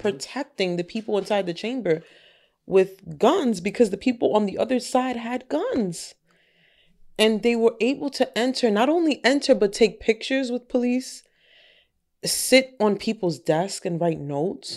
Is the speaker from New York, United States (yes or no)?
yes; Yonkers, New York, United States